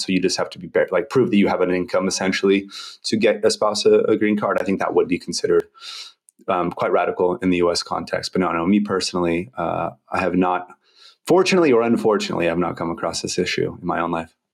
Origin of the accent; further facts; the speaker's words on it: United States; moved away as an adult; also born or lived in Brazil / Indonesia; I'm American